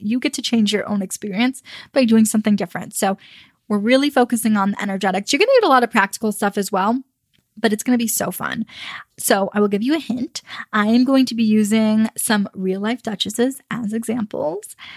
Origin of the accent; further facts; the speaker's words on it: United States; I'm American.